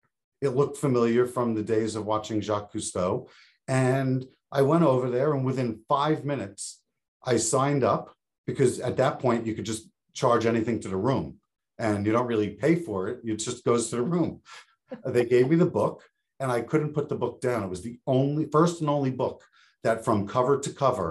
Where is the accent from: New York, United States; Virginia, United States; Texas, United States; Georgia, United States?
New York, United States; Long Island; I grew up on Long Island in New York, surrounded by beach